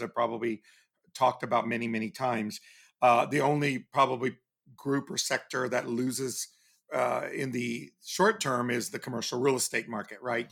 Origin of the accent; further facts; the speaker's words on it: Texas, United States; growing up in Texas